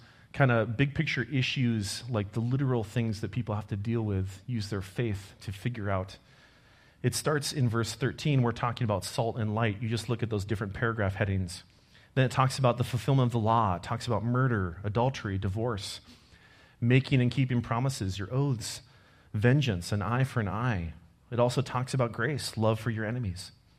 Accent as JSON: {"language": "English", "region": "Minnesota", "country": "United States", "tie": "born or raised there", "also_born_or_lived": "Germany / Montreal, Canada", "said": "I was actually born overseas. I was born in Germany. We didn't live there a super long time. I was only there for a couple months. We came back to the States, lived in Minnesota for about 5 years, and then we moved up to Montreal, Quebec."}